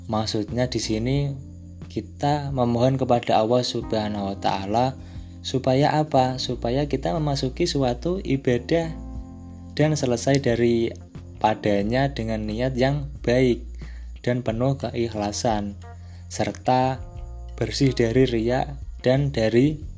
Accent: Demak, Central Java, Indonesia; Saya itu aslinya orang Demak, Demak Kota Wali.

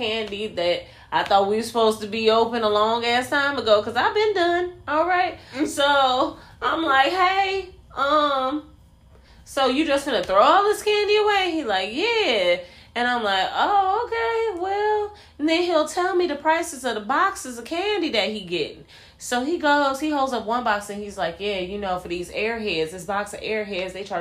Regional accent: Chicago, Illinois, United States; born and raised in the Chicagoland area

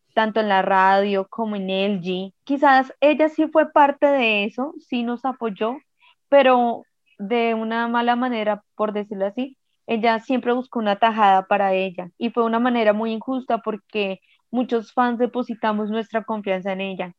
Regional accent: Colombia; uno siente que como colombiano

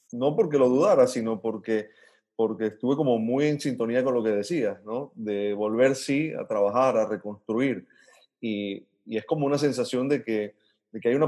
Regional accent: Venezuela; nosotros como venezolanos estamos vinculando mucho más con, con, el resto de venezolanos que está haciendo país por el mundo

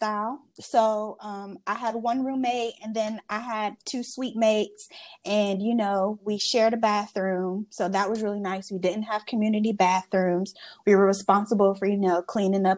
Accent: Charlotte, North Carolina, United States; growing up in the immediate Charlotte area

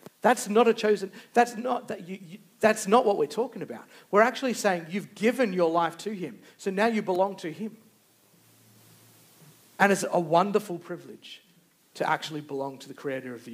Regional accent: Australia; we put down our identity as being Australian

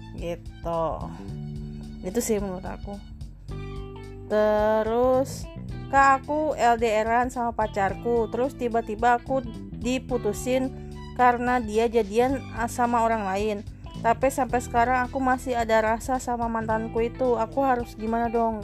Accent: Indonesia; Kita orang Indonesia

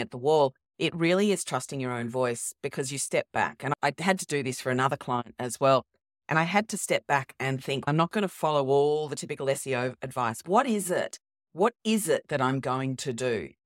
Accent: Australia; I'm actually Australian

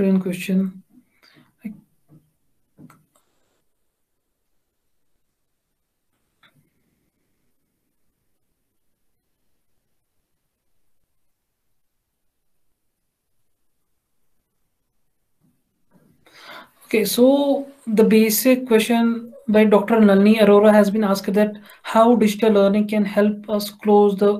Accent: Jammu and Kashmir, India; I'm from Kashmir

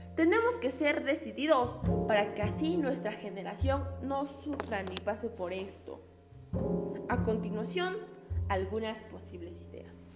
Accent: Peru; como peruanos que somos

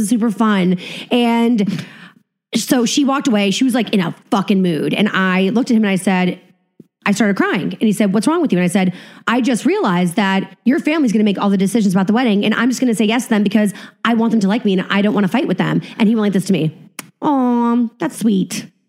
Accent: New England, United States; You know, I'm from New England. I'm like a wasp.

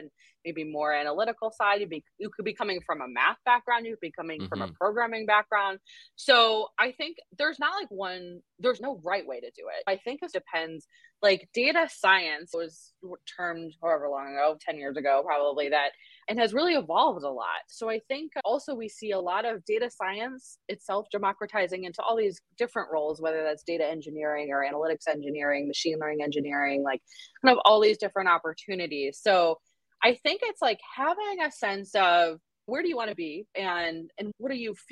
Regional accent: Connecticut, United States; now in Massachusetts, United States; I grew up in Connecticut

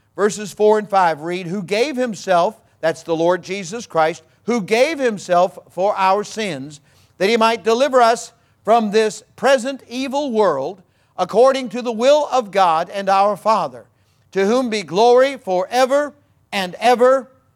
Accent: Missouri, United States; I'm from Missouri

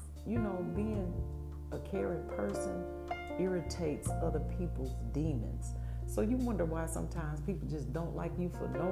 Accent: Milwaukee, Wisconsin, United States; born and raised in Milwaukee, Wisconsin.

